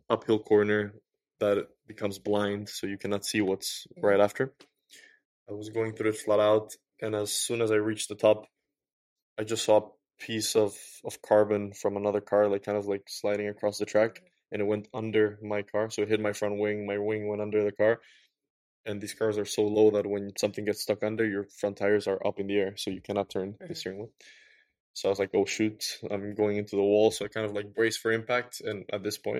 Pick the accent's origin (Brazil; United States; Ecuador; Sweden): Ecuador; Quito, Pichincha; So I was born in Ecuador. Mm-hmm. Quito, Ecuador, the capital